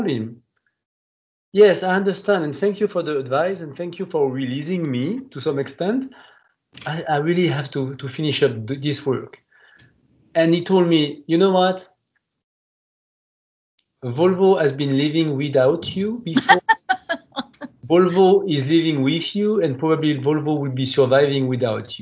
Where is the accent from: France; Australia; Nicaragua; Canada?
France; near Grenoble, Auvergne-Rhône-Alpes; accent: French; English is a second language; also born or lived in Lyon, France; as you can hear from my French accent, I cannot deny that I'm French. I was born into the southeast part of France, near a place called Grenoble